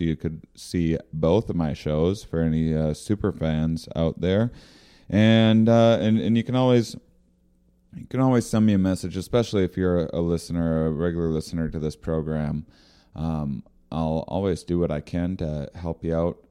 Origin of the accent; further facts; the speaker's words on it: near Rochester, Minnesota, United States; moved away; Rochester, Minnesota, near my hometown